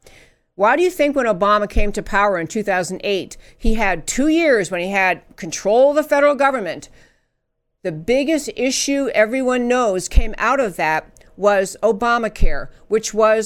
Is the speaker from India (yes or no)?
no; England, United Kingdom; I grew up in England, and there's nothing wrong with the healthcare system there.